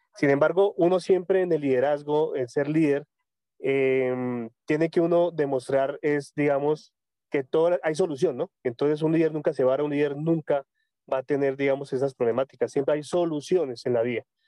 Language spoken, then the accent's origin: Spanish; Tunja, Boyacá, Colombia; yo soy de Colombia, yo soy de Tunja, Boyacá, una ciudad muy hermosa cerca de la capital de Bogotá.